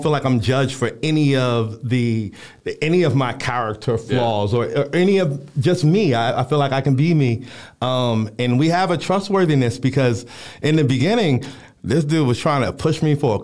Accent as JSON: {"language": "English", "town": "Philadelphia", "region": "Pennsylvania", "country": "United States", "said": "I'm from North Philadelphia"}